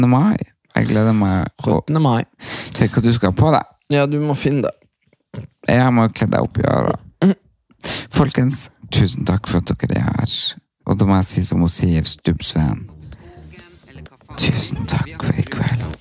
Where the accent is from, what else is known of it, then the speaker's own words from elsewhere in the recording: Lia, Norway; Ja. Jeg er fra Lia.